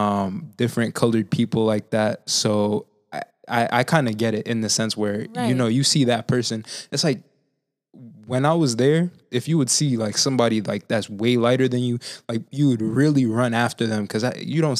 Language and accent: English; Haiti; moved away; I'm from Haiti myself, right? And like growing up over there